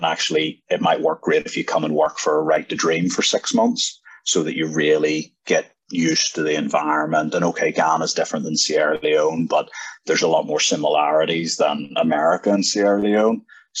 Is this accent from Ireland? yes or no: yes; Ireland; as a young guy growing up in Ireland